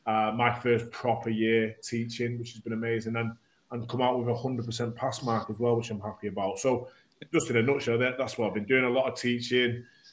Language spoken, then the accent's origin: English; Warrington, North West England, United Kingdom; also born or lived in Sale, Trafford, Greater Manchester; So, yeah, so I was born in Trafford. I lived in Manchester, in Sale until I was about four, and then my dad was from Warrington. So, you know, we lived there since since I was four, mate.